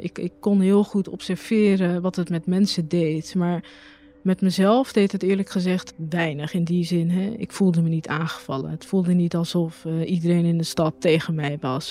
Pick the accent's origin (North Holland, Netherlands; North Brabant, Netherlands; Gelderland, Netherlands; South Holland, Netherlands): South Holland, Netherlands; Rotterdam; Geboren Rotterdamse, geboren in Rotterdam-Noord. Nou, in 2002 eh, woonde ik in eh, Rotterdam-Noord, uh, vlak bij de Bergweg. Daar ben ik ook geboren, daar ben ik opgegroeid